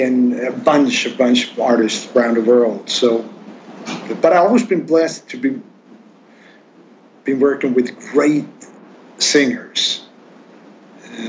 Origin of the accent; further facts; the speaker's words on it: Sweden; English is a second language; now in Stockholm, Sweden; I'm going back to my hometown next month, and I'm going to play at the biggest rock club in town